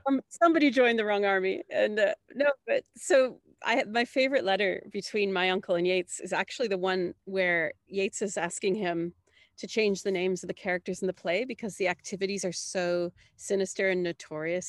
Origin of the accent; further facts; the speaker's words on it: Canada; I'm coming from Canada, did not grow up in Ireland